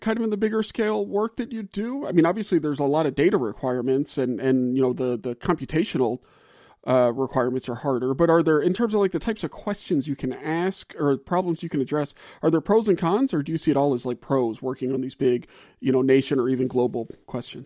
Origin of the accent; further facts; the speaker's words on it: the South, United States; moved away; I'm from the South